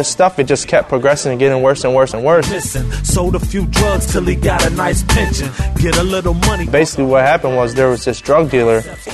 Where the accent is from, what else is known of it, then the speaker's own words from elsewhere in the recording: Cleveland, Ohio, United States; I'm from Cleveland, Ohio, and I do music